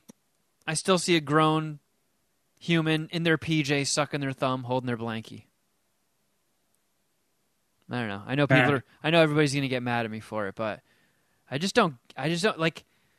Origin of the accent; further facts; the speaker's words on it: New Jersey, United States; moved away; growing up in Jersey